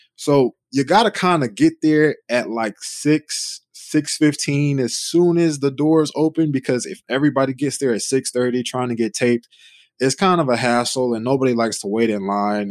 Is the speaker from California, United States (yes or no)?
no; Charlotte, North Carolina, United States; moved away as an adult; now in Oklahoma, United States; I was born and raised in Charlotte, North Carolina